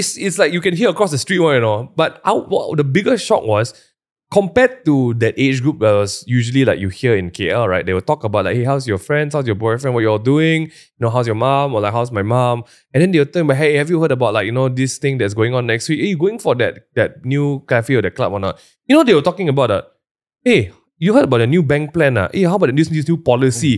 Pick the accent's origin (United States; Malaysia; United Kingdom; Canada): Malaysia; as a Malaysian going there